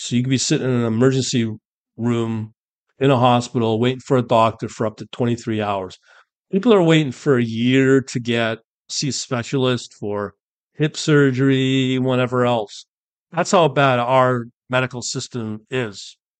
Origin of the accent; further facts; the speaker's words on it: United Kingdom; I'm born British